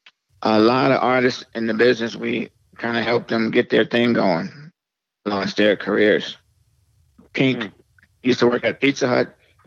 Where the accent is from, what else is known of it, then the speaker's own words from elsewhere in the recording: Youngstown, Ohio, United States; moved away; also born or lived in Jersey City, New Jersey; my family, we grew up in Youngstown, Ohio. Cool, my brother, Khalees, myself, my brother Waheed, Michael, my sister Sharifa. We moved from Youngstown, Ohio to New Jersey